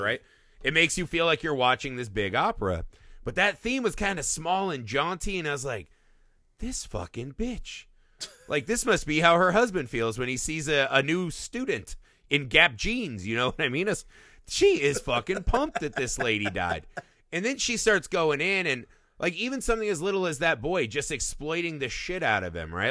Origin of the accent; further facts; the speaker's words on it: Indiana, United States; my, my home state of Indiana